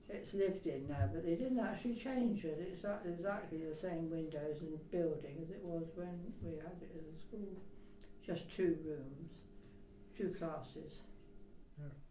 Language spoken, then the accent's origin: English; Shaftesbury, South West England, United Kingdom; born or raised there; also born or lived in Mockham